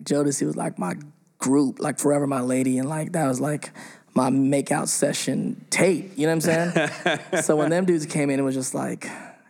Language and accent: English; England, United Kingdom; Where are you from? I'm from, like, this part of England.